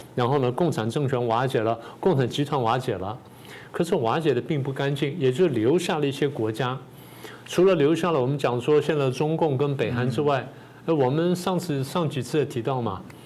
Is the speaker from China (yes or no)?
no; Taiwan; 我们台湾人